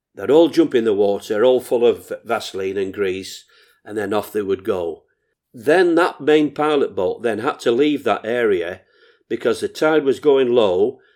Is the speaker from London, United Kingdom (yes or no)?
no; Morecambe, North West England, United Kingdom; I was never away from Morecambe swimming baths